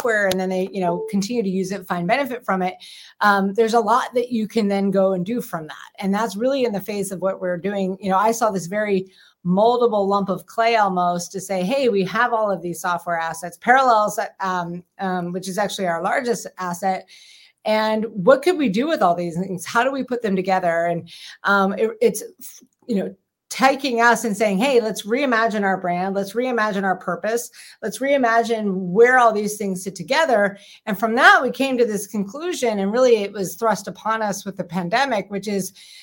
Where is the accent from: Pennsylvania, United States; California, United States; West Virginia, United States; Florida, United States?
Pennsylvania, United States; Pittsburgh; also born or lived in Vienna; I was born and raised actually in Pittsburgh, Pennsylvania.